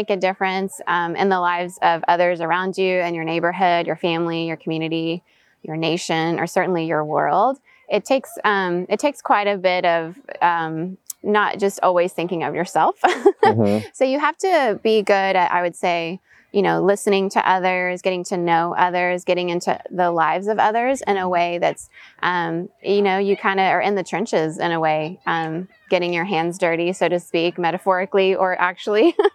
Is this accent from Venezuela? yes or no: yes; Venezuela; also born or lived in United States / Southeast Asia; So, third culture kid, meaning I was born in the States, US passport, but raised in Venezuela. Um, my parents did expat work there. So, I grew up in international schools.